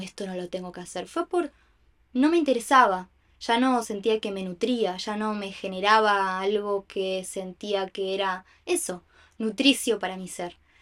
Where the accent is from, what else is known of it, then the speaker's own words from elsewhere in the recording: Montevideo, Uruguay; nací acá en Uruguay, en Montevideo